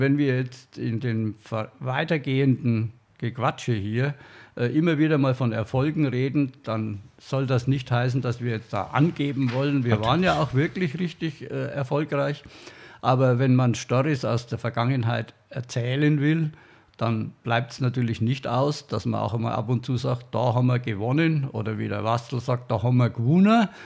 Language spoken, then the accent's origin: German; Franconia, Bavaria, Germany; Als Franke